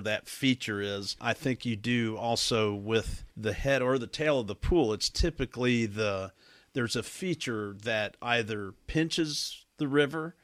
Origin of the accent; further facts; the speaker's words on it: the South, United States; growing up in the South